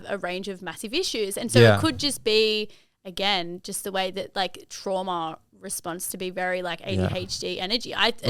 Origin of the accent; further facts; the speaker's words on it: Fairfield, New South Wales, Australia; Like I grew up in Fairfield